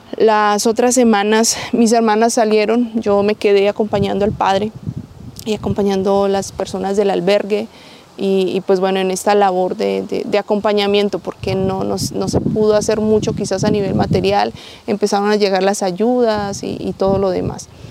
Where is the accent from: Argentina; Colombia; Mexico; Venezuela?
Colombia; hermana guadalupana de La Salle, este, soy colombiana